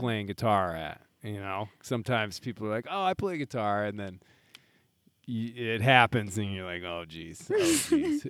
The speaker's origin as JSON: {"language": "English", "region": "Midwest", "country": "United States", "said": "being a Midwesterner"}